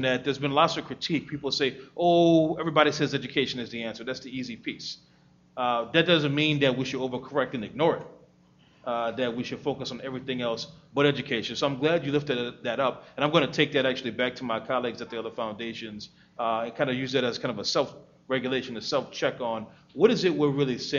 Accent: New Orleans, Louisiana, United States; my hometown of New Orleans

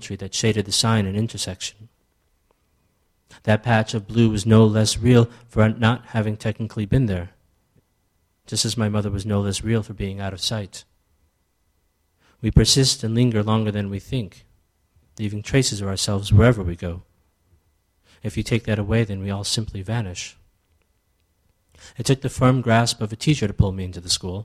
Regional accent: United States; also born or lived in Ethiopia; growing up in America but still being born in Ethiopia

